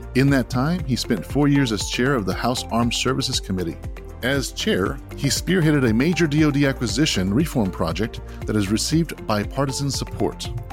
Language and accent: English; Hereford, Texas, United States; I grew up in the Amarillo area in a little town called Hereford